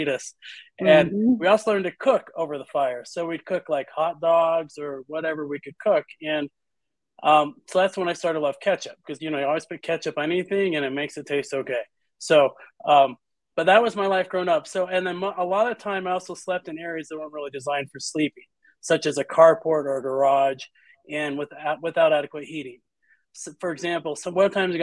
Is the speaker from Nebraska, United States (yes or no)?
no; Utah, United States; I was born in Utah